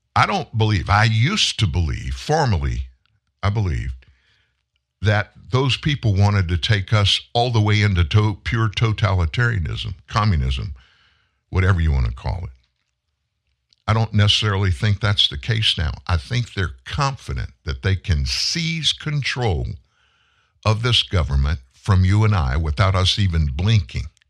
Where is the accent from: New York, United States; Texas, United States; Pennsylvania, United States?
Texas, United States; I'm from Texas. I live not far away from your border